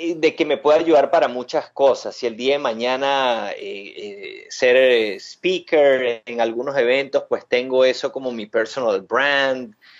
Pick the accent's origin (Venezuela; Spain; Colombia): Venezuela; moved away as an adult; yo soy de Venezuela, eh, estudié economía allá en Venezuela